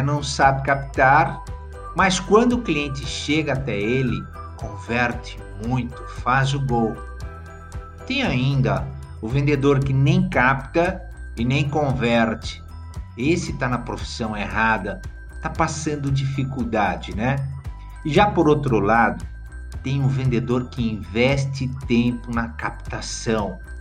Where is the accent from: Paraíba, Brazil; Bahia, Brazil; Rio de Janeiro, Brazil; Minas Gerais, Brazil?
Minas Gerais, Brazil; Varginha; lá na minha cidade de Varginha